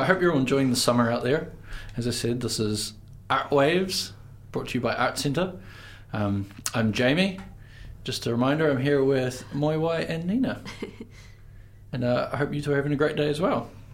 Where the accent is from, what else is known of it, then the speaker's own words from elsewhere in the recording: Invercargill, Southland, New Zealand; moved away; I'm from Invercargill, and it's uh, we make some pretty grimy music down there